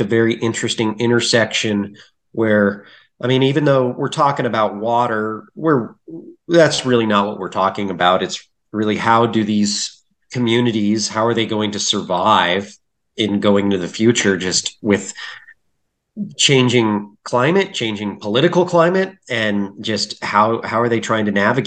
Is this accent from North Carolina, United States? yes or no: no; Littleton, Colorado, United States; I grew up in Littleton, Colorado. That's where I live still today.